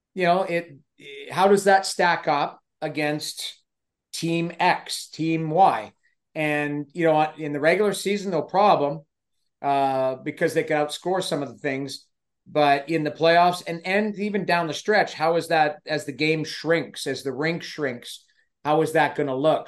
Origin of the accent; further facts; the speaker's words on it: Edmonton, Alberta, Canada; I grew up in Edmonton